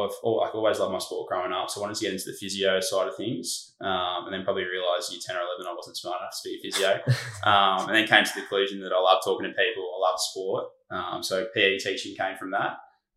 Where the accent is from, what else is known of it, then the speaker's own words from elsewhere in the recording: Mornington Peninsula, Victoria, Australia; Was born and bred on the Mornington Peninsula where we are at the moment, which is southeast of Melbourne.